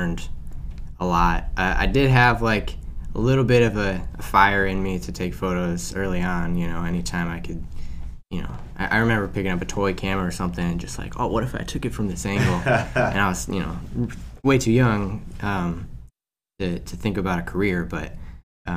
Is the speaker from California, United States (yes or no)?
no; Aurora, Illinois, United States; now in Wheaton, United States; I'm from Aurora, currently living in Wheaton